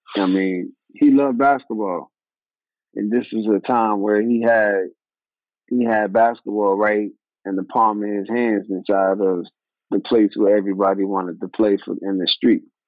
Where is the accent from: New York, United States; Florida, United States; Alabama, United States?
New York, United States; born or raised there; moved away as an adult; also born or lived in Atlanta / Minnesota